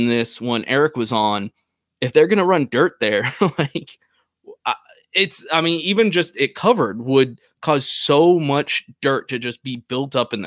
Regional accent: Texas, United States; I'm a Texan

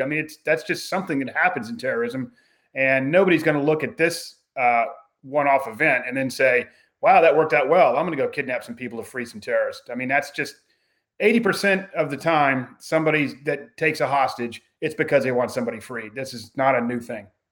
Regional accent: United States; I'm writing as an American

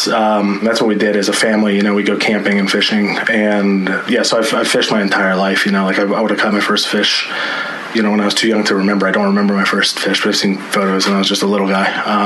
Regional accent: Ohio, United States; moved away as an adult; also born or lived in Colorado / Alaska; three boys, you know, growing up in Ohio

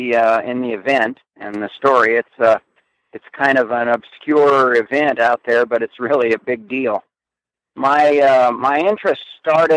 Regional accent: Wyoming, United States; moved away; also born or lived in central Idaho; I grew up in Wyoming

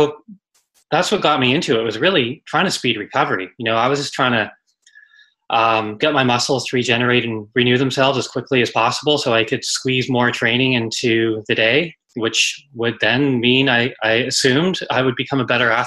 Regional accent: Vancouver, British Columbia, Canada; in Canada, where I grew up in Vancouver

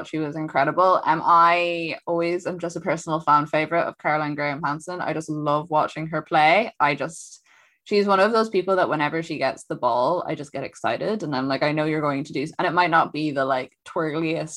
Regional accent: Ireland; I come from Ireland.

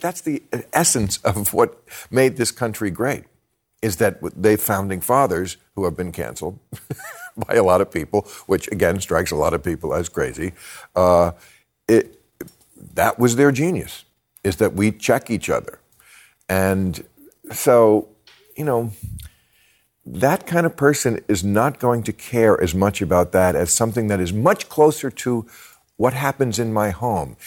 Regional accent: New Jersey, United States; born or raised there

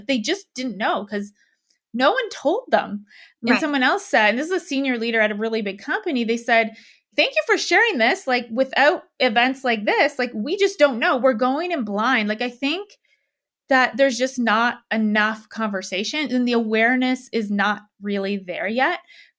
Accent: Canada; moved away as an adult; now in Denver, United States; I'm in Denver. So I'm Canadian. I used to live in Canada. And I just moved to Denver.

